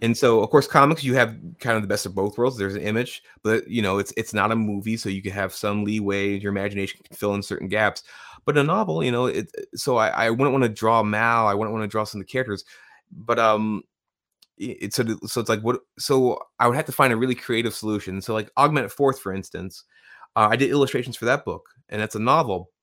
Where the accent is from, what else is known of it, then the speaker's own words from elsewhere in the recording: Tucson, Arizona, United States; now in Massachusetts, United States; I grew up in Tucson, Arizona